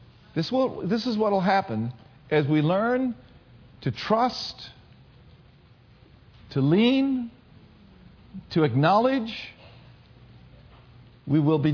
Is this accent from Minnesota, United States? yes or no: yes; Minneapolis, Minnesota, United States; moved away; I grew up in the north. I'm from Minneapolis, Minnesota.